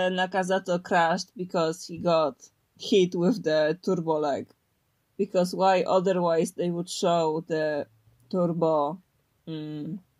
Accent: Poland; first language Polish; English is a second language; Because in Polish, my native tongue, I need to think.

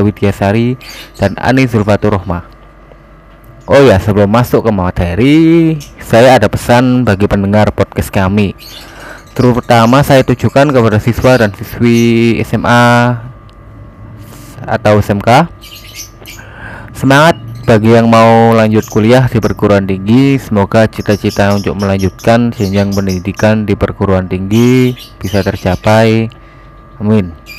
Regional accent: Jombang, East Java, Indonesia; Saya berasal dari Jombang, Jawa Timur.

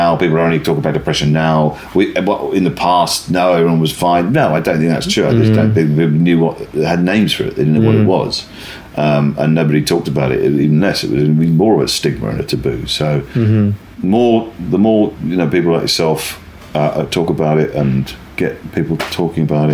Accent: West Country, South West England, United Kingdom; I grew up in the West Country, the west of England.

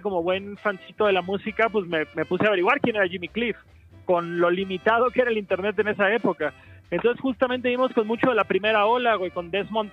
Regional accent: Cancún, Quintana Roo, Mexico; born or raised there

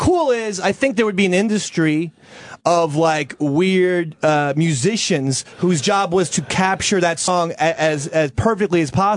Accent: United States; also born or lived in New Jersey / Philadelphia, Pennsylvania; I'm from Jersey, Philly

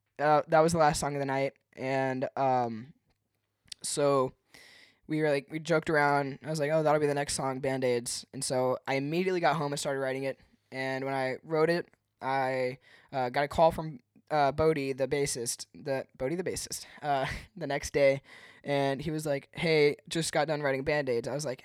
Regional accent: Henderson, United States; now in Clermont, United States; That's where I'm from, or not where I'm from, but where I live now. I'm from Henderson. I moved out to Claremont, Florida, 2 years ago.

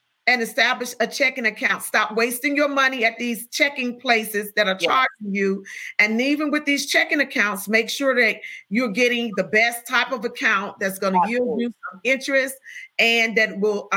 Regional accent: Chicago, Illinois, United States; I'm from the South Side

